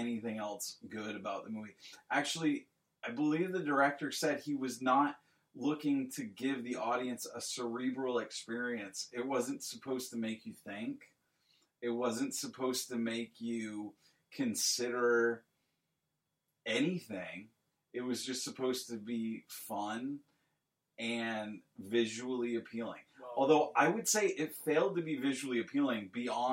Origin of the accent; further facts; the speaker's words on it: United States; I'm an American